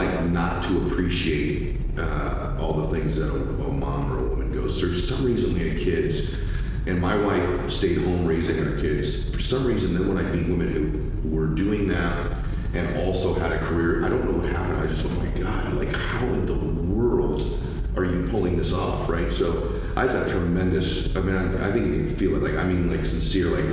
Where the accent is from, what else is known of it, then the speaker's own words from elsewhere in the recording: California, United States; I grew up in California